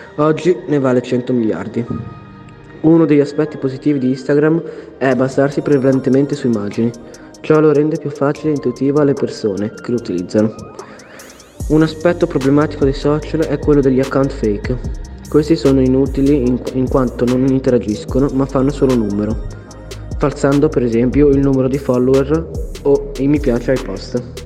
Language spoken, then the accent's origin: Italian; Bologna, Emilia-Romagna, Italy; Sono di Bologna e sono uno speaker del gruppo di tecnici